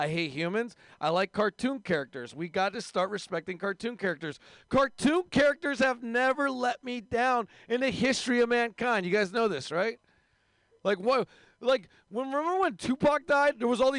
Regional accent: India; And if you hate my race, I'm from India.

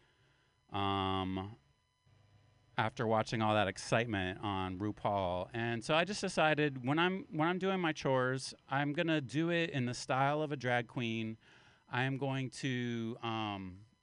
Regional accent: West Virginia, United States; accent: Appalachian; where my home part of town is West Virginia. I'm an Appalachian man. And that's why I talk like this, like a big old redneck, like a hillbilly.

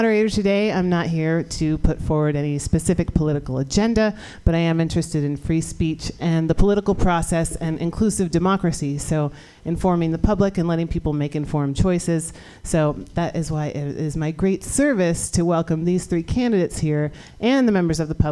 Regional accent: San Francisco, California, United States; here in the Mission District of San Francisco, my hometown

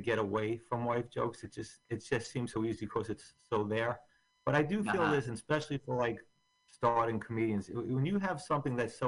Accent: Bayonne, New Jersey, United States; also born or lived in Staten Island, New York; I grew up in Bayonne, and I went to college in Staten Island

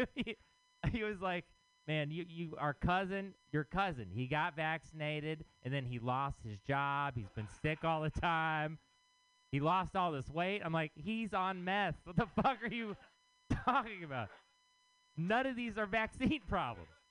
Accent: Texas, United States; now in San Francisco, United States; I am from Texas

